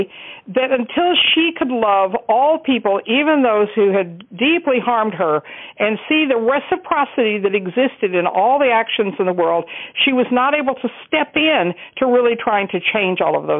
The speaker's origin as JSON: {"language": "English", "region": "Texas", "country": "United States", "tie": "born or raised there", "said": "I grew up in Texas, and I lived in a very racist world."}